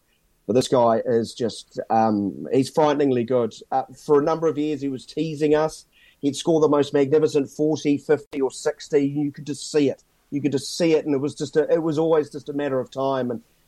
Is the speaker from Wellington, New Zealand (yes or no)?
yes; Wellington, New Zealand; my hometown bias to Wellington is generally strong.